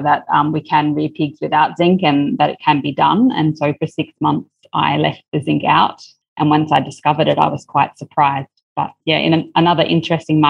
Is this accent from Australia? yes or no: yes; Australia; also born or lived in China; now in Vietnam; by birth, I'm Australian